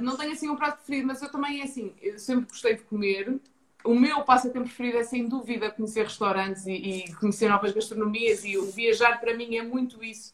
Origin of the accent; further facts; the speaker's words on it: Ponte da Barca, Norte, Portugal; moved away as an adult; also born or lived in Braga; now in Lisbon, Portugal; sou natural de Ponta Barca, no Minho, uma vila pequena no Alto Minho.